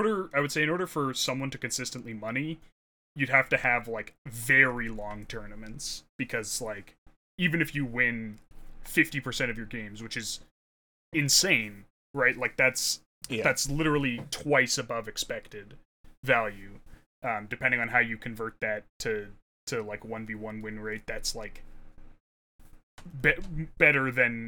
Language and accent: English; Canada; I'm Canadian